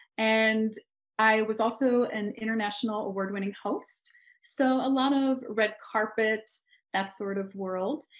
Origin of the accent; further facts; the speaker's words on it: Philadelphia, Pennsylvania, United States; moved away as an adult; also born or lived in London / New York; now in Los Angeles, United States; I come from Philadelphia